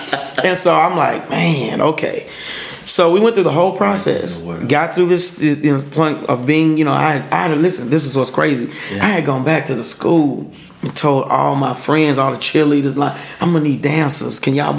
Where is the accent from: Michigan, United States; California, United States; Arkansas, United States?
Arkansas, United States; Pine Bluff; one of his music directors was from my hometown in Pine Bluff, Arkansas.